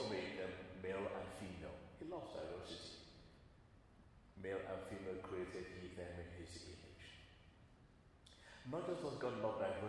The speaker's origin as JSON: {"language": "English", "country": "Nigeria", "tie": "born or raised there", "moved": "yes", "lives_now": "England", "said": "I grew up my early years there in Nigeria"}